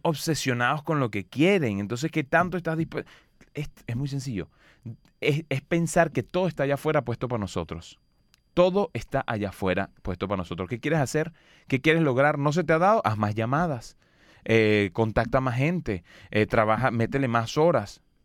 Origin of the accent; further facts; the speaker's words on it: Los Teques, Miranda, Venezuela; moved away; yo soy de un pueblo de 100.000 habitantes, muy chiquito que se llama Los Teques, en Venezuela